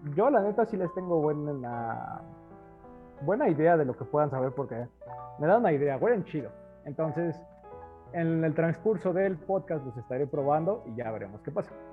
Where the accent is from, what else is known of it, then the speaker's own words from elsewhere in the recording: Mexico; somos mexicanos.